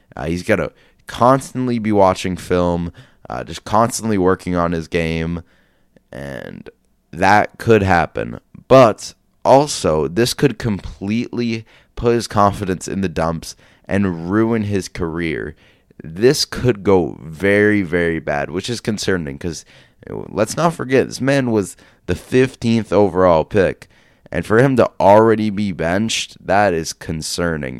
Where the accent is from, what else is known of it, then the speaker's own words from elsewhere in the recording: New England, United States; I'm from the New England area.